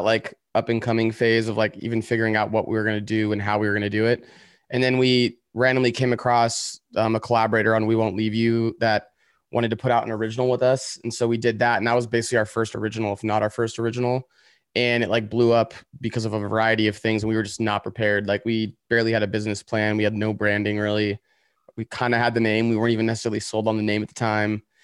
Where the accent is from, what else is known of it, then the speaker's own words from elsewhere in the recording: Woodland, California, United States; also born or lived in San Francisco; now in Los Angeles, United States; I was born in a town called Woodland, which is, like, ten minutes away from Sacramento